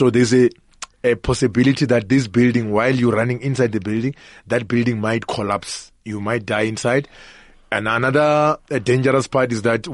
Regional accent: Limpopo, South Africa; moved away as an adult; now in Johannesburg, South Africa; The issue is I grew up in Limpopo. So as a young boy, it's a rural area in Limpopo

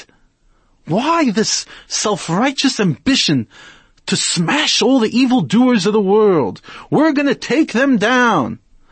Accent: New York, United States; now in South Africa; I grew up in New York.

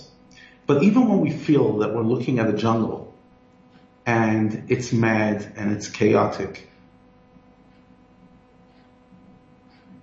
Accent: United States; moved away as an adult; now in South Africa; I come from the U.S., as you can hear from my accent.

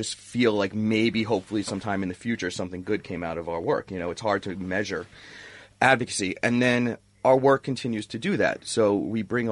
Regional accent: New York City, New York, United States; now in Los Angeles, United States; I live in L.A. Born and raised in Brooklyn.

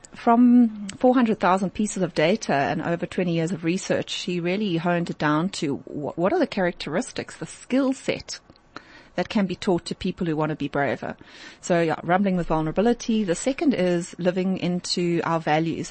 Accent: South Africa; as a South African

